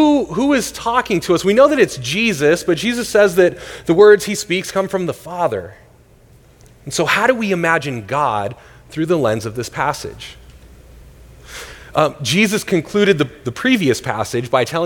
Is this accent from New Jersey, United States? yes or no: no; Northern California, United States; now in Tempe, United States; I grew up in Northern California.